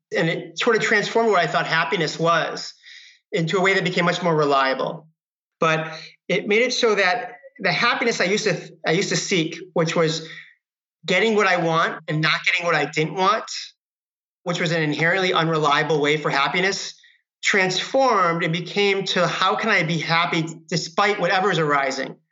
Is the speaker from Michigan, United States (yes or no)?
yes; Michigan, United States; now in Marin County, United States; I grew up in Michigan